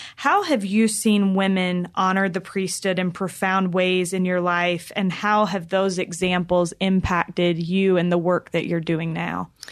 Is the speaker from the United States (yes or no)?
yes; North Carolina, United States; I grew up in North Carolina